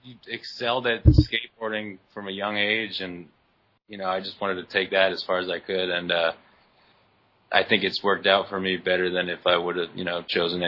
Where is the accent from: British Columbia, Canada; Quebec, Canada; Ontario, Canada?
Ontario, Canada; Oakville; born or raised there